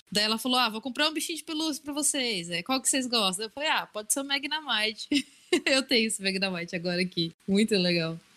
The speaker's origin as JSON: {"language": "Portuguese", "town": "Assis", "region": "São Paulo", "country": "Brazil", "tie": "born or raised there", "moved": "yes", "lives_now": "Bauru, Brazil", "said": "Aqui na minha cidade, que, aliás, né, eu moro em Bauru agora também, mas minha cidade sempre foi Assis"}